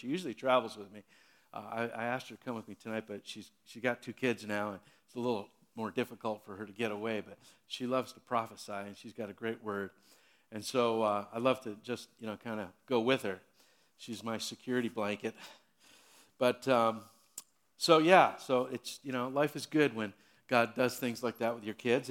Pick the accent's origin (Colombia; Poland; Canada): Canada; Hamilton, Ontario; I was born and raised in Hamilton